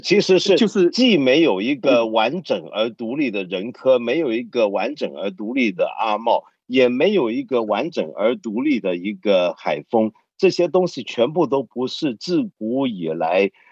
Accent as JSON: {"language": "Chinese", "country": "Hong Kong", "said": "我作为一个香港人"}